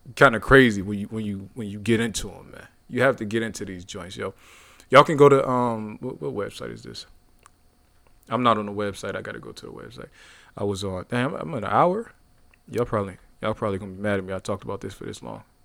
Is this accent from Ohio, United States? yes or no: yes; Youngstown, Ohio, United States; my hometown, Youngstown, Ohio